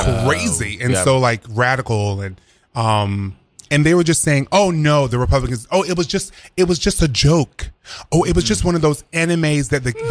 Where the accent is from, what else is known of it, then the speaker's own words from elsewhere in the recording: the South, United States; I'm a Democrat, but it's really like, I really am progressive, but there's a part of me that's conservative in some of my views because I'm from the South.